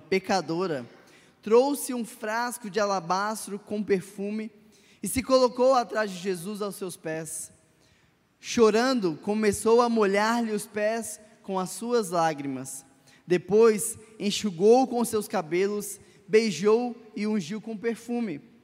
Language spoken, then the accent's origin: Portuguese; Minas Gerais, Brazil; Como bons mineiros